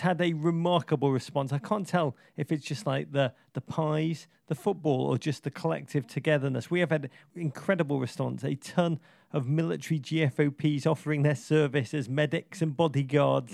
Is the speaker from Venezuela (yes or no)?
no; England, United Kingdom; now in United States; I'm American now